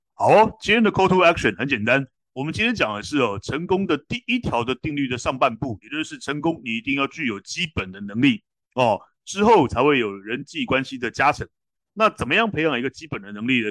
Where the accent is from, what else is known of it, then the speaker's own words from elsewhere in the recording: Taiwan; 我们台湾人